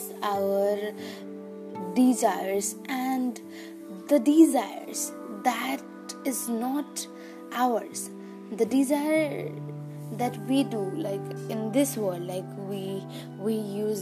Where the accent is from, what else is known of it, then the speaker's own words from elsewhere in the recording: Nepal; I am from Nepal.